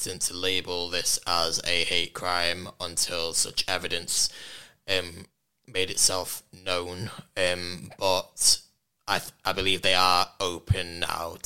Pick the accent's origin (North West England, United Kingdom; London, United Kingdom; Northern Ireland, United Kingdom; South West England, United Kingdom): North West England, United Kingdom; Warrington; in Warrington, which did hit particularly hard for me given that's where my hometown as well